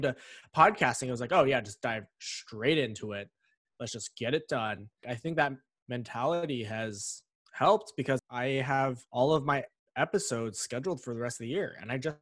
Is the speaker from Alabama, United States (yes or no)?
no; Pittsburgh, Pennsylvania, United States; I was born in Pittsburgh, Pennsylvania.